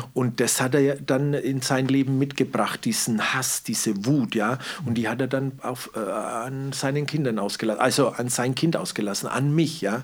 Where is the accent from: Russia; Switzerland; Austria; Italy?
Italy; Southern Italy; also born or lived in Wendelstein; now in Germany; ich komme ja aus Süditalien